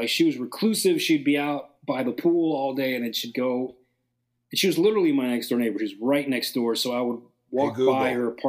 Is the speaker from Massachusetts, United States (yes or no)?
no; North Bay Village, Florida, United States; I grew up in North Bay Village.